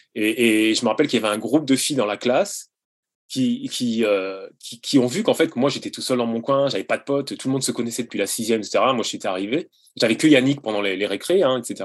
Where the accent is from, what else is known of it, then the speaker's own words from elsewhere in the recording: Brette-les-Pins, Pays de la Loire, France; moved away as an adult; also born or lived in Montpellier / Paris; on a déménagé à Brette du coup parce que mes parents voulaient plus d'espace, voulaient pas de voisins, etc. Et donc euh, j'étais à l'école à Brett.